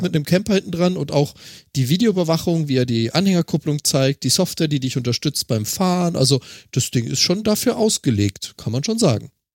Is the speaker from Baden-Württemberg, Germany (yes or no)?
yes; Freiburg im Breisgau, Baden-Württemberg, Germany; meine Heimatstadt Freiburg im Breisgau